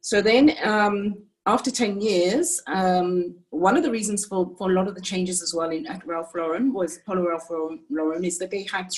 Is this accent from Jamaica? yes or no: yes; Jamaica; also born or lived in United Kingdom / France; now in South Africa; So I'm actually British and my parents are Jamaican. That's where I was born and raised. Then I lived in the UK, in France for 20 years, where I had my children, three boys, before moving to South Africa in 2001.